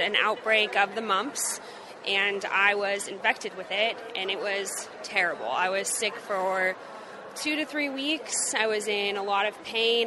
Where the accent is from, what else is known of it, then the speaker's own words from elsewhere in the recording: Southern California, United States; now in Mississippi, United States; originally I'm from Southern California